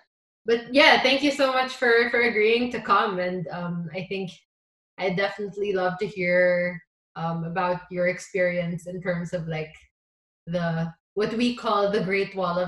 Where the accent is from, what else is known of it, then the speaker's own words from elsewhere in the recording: Philippines; We both grew up in Chinese families in the Philippines.